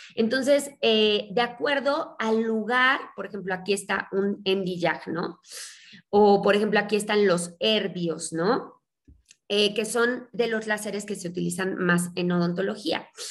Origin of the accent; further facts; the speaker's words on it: Mexico; also born or lived in Mexico City; yo soy mexicana, eh, vivo en la Ciudad de México